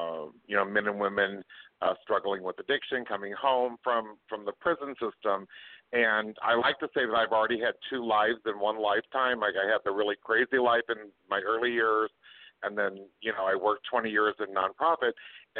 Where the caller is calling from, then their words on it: Chicago, Illinois, United States; I'm calling from Chicago, Illinois.